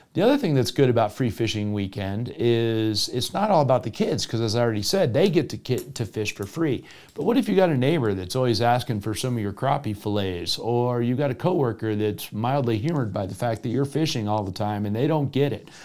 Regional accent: Florida, United States; now in Colorado, United States; my home state of Florida

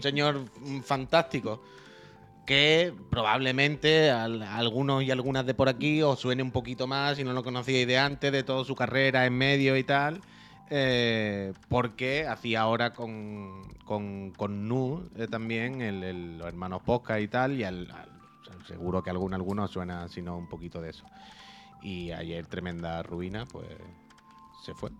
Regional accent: Chiclana de la Frontera, Andalusia, Spain; also born or lived in Seville; cuando era niño en Chiclana con mi padre

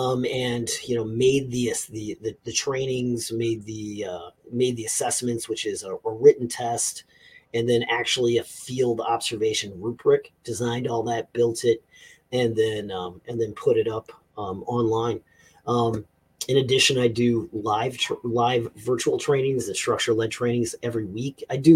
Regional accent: the South, United States; I need air conditioning because I'm from the South.

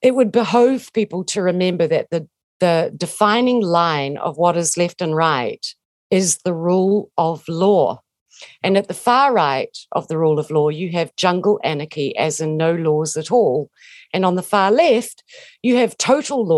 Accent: New Zealand; I'm a Kiwi. We grew up, you know, if you grow up in New Zealand, you have an affection for Maori

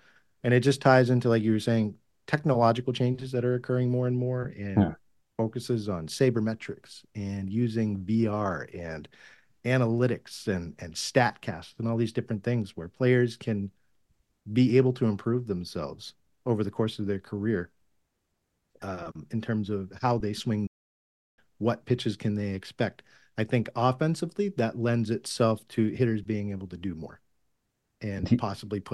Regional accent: Massachusetts, United States; I grew up in Massachusetts

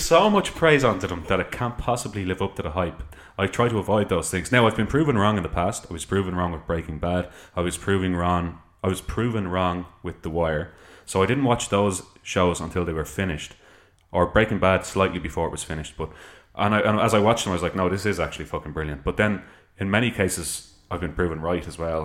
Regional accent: Ireland; I'm an Irish person

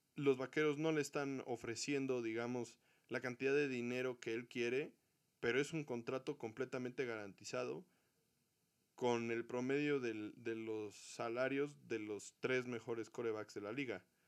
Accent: Mexico; para todos los mexicanos que somos aficionados al fútbol americano

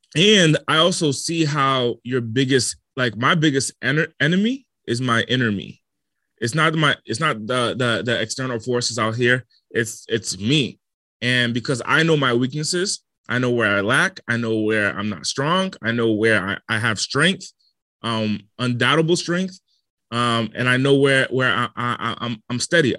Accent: Rhode Island, United States; moved away as an adult; also born or lived in Los Angeles; I come from the smallest state in the country and Rhode Island, and I was raised in the smallest city

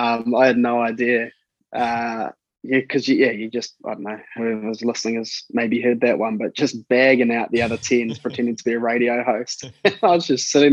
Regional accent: New Zealand; growing up in New Zealand

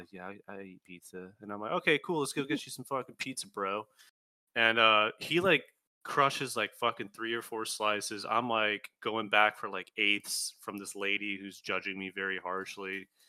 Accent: Miami, Florida, United States; I grew up in Miami.

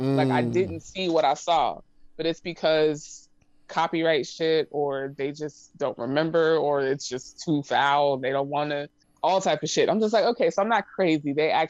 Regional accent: San Antonio, Texas, United States; born or raised there; moved away

